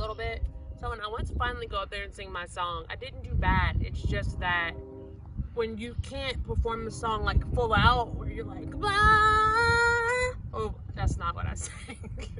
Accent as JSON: {"language": "English", "town": "Chicago", "region": "Illinois", "country": "United States", "said": "I'm from Chicago"}